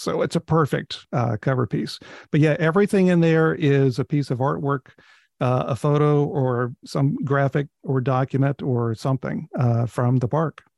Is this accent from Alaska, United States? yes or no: no; North Carolina, United States; now in Hershey, United States; I'm from North Carolina